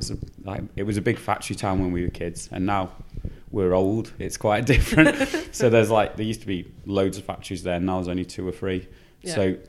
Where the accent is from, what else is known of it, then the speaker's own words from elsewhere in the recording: Stafford, West Midlands, United Kingdom; we're playing in Stafford, which is where we grew up.